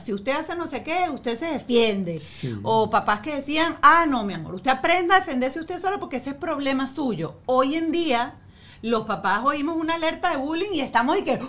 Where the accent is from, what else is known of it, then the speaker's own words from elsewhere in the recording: Venezuela; nosotros crecimos en Venezuela